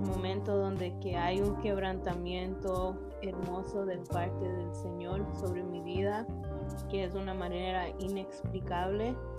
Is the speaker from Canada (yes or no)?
yes; Toronto, Ontario, Canada; soy de Toronto, Canadá nací y crecí aquí con padres que son de Ecuador